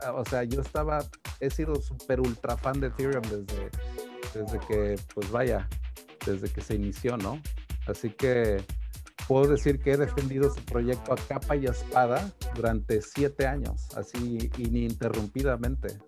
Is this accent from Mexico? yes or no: yes; Taxco, Guerrero, Mexico; now in United States; soy de Tasco, también de una ciudad muy minera, muy platera